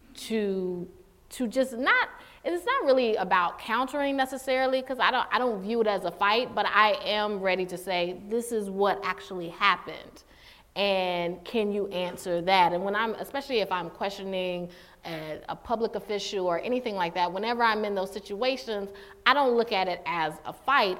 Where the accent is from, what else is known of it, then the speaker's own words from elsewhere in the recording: Durham, North Carolina, United States; I grew up in Durham, North Carolina